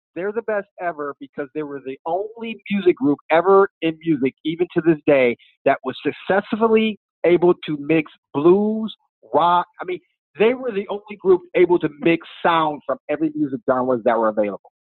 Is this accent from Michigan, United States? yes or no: yes; Michigan, United States; moved away; I'm originally from Michigan